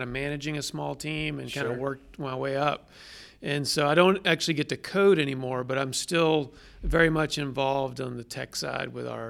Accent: Atlanta, Georgia, United States; I'm a native Atlantan, so I grew up around here in Atlanta.

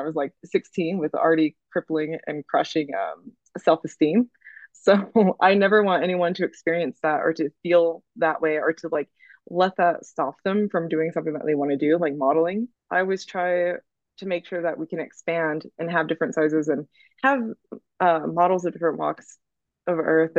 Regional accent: Oklahoma, United States; like, shoot, we're in Oklahoma, we're gonna have fun. Okay, like this is gonna be great. We're in my hometown, we're gonna hang out, everyone's gonna see each other.

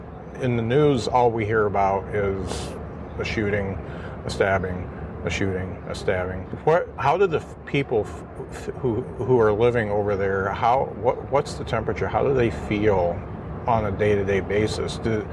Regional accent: Mishawaka, Indiana, United States; I'm from Mishawaka and I'm rooting for South Bend.

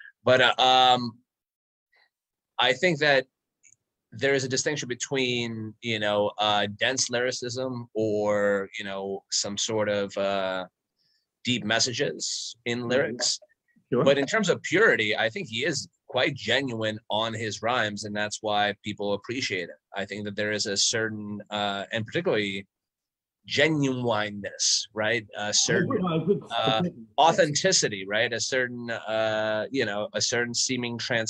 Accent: Saint Petersburg, Russia; moved away; I was born in the Soviet Union. When I left, it was Leningrad. When I came back, it was St. Petersburg.

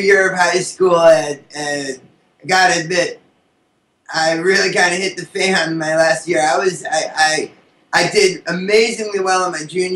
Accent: Hartford, Connecticut, United States; I'm from Hartford, Connecticut, which is only like a 2-hour bus ride away

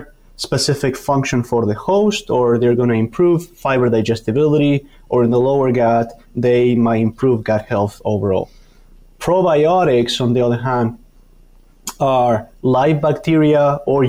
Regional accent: Argentina; moved away as an adult; also born or lived in Canada; now in Madison, United States; I'm originally from Argentina, did my PhD in Canada, and now here in Wisconsin

